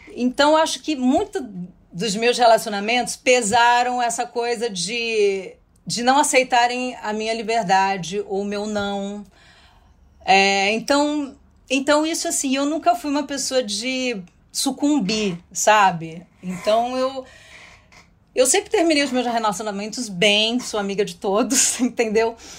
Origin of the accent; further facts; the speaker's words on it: interior of São Paulo, Brazil; eu sou do interior de São Paulo